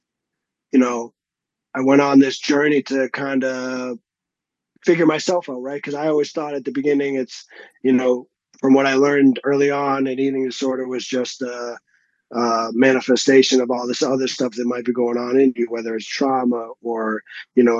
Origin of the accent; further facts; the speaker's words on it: a suburb outside of Boston, Massachusetts, United States; moved away as an adult; also born or lived in Texas; now in Colorado, United States; I grew up in like a suburb outside of Boston